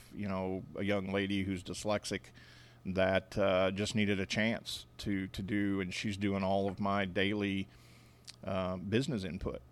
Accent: Independence, Missouri, United States; moved away as an adult; also born or lived in Kansas City, Kansas / Odessa, Missouri; now in Lawrenceville, Georgia, United States; I grew up in a place called Independence, Missouri

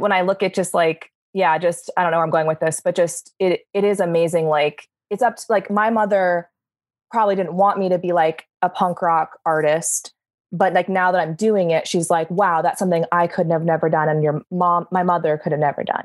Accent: California, United States; I'm very Californian in that way

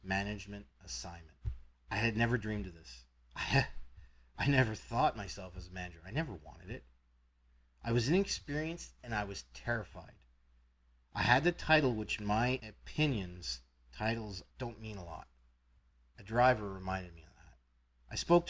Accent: Canada; I'm from Canada

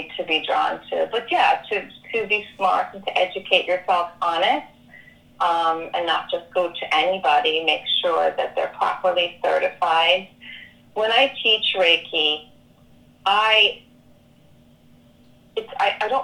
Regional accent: Ireland; moved away; I was born and raised in Catholic Ireland

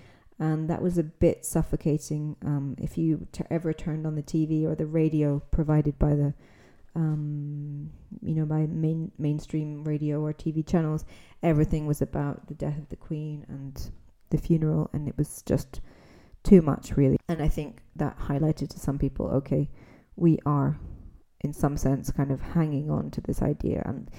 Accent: Scotland, United Kingdom; we're Scottish

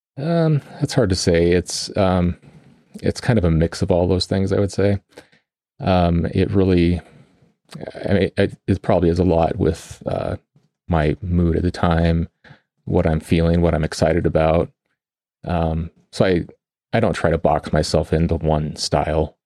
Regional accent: Colorado, United States; I grew up in Colorado

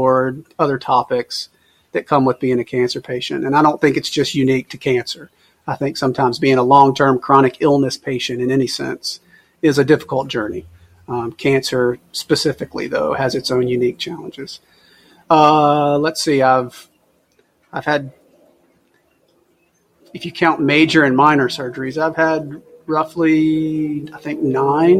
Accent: Mobile, Alabama, United States; I'm from Mobile, Alabama.

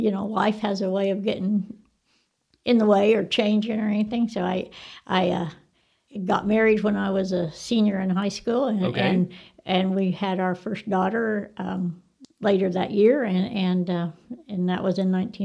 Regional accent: Texas, United States; I graduated from Tascosa.

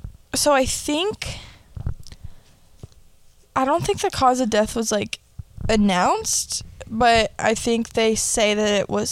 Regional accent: Asheville, North Carolina, United States; I'm from Asheville.

